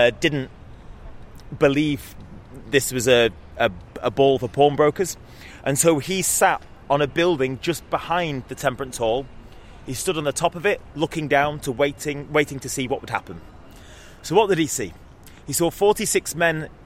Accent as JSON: {"language": "English", "town": "Salford", "region": "North West England", "country": "United Kingdom", "tie": "born or raised there", "said": "I grew up in Salford"}